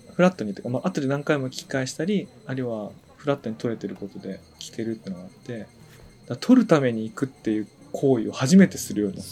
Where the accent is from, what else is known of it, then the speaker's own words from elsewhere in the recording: Tōno, Iwate, Japan; now in Tokyo, Japan; ここ出身なんですけど、ちょくちょく来てる。でも普段は東京にいるんですけど